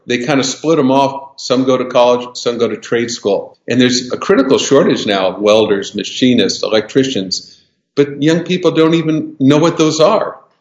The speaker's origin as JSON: {"language": "English", "region": "Southern California", "country": "United States", "tie": "born or raised there", "said": "I was born and raised in Southern California in the 50s and 60s"}